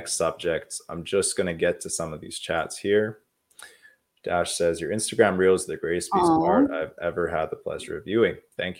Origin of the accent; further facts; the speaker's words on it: Canada; I had to learn French when I came to from the English part of Canada to the French part of Canada.